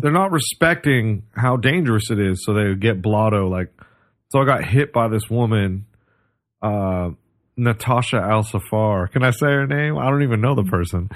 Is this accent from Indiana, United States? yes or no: no; Oregon, United States; I grew up in Oregon